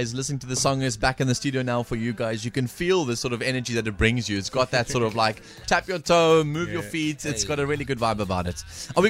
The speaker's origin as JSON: {"language": "English", "country": "South Africa", "said": "we're South African, so we say dance, little dance."}